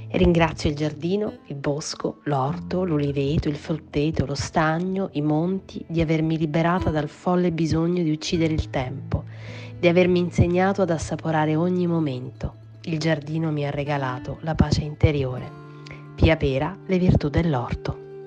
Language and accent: Italian; Sicily, Italy; come siciliana, proprio sono orgogliosissima di essere siciliana